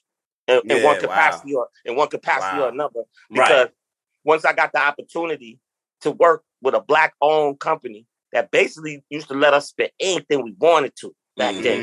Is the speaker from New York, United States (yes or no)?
yes; New York City, New York, United States; moved away; also born or lived in Detroit / Florida; From Queens. You know, just growing up in Queens in the 90s, tons of friends